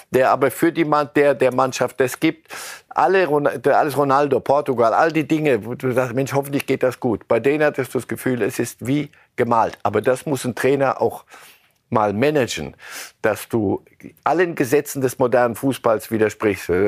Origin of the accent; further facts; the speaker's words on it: Argentina; wir sind Argentinier.